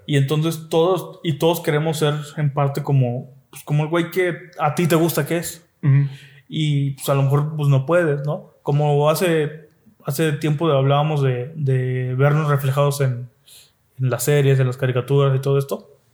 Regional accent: Mexico; como mexicanos

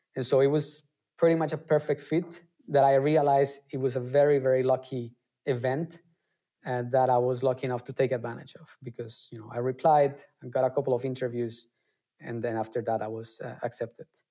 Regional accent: Colombia; moved away as an adult; now in Germany; I come originally from Colombia and I came to Germany almost uh, 10 years ago

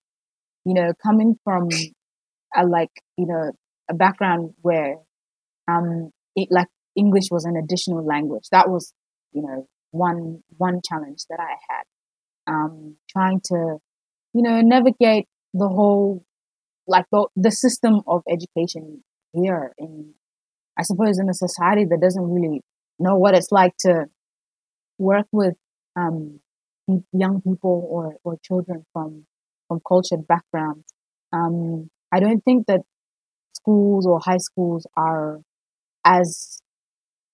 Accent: South Australia, Australia; moved away as an adult; also born or lived in South Sudan; now in Melbourne, Australia; I grew up in South Australia. I came to Australia when I was about 8 years old, I think

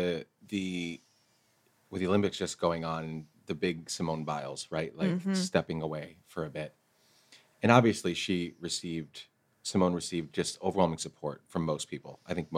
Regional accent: Guatemala; English is a second language; I grew up in Guatemala, like I said, playing football, the real football.

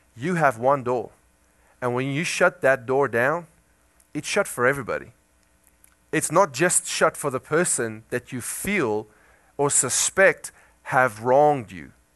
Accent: South Africa; moved away; I come from South Africa

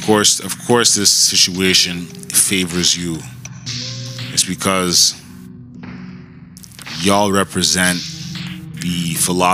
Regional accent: Canada; as Canadians

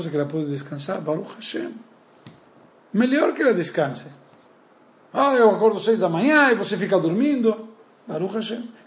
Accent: Uruguay; now in Brazil; eu sou uruguaio

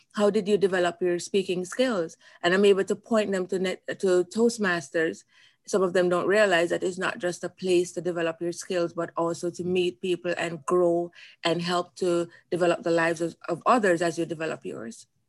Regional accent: Jamaica; moved away as an adult; now in United States; coming from Jamaica

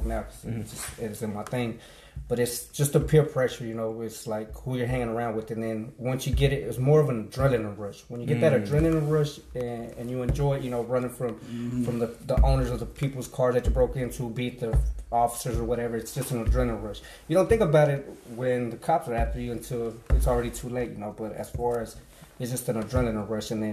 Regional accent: Dallas, Texas, United States; born or raised there; also born or lived in Mexico

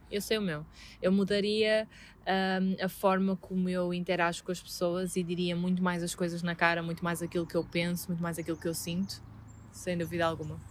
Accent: Vila Nova de Gaia, Norte, Portugal; estou na minha terra

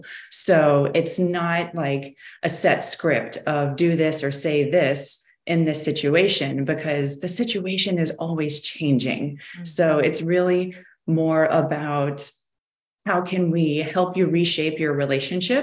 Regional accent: Midwest, United States; now in Florida, United States; we come from the Midwest.

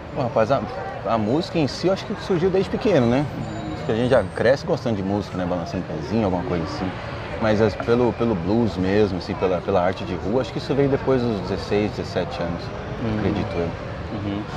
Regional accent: Brazil; eu sou brasileiro mesmo, com orgulho

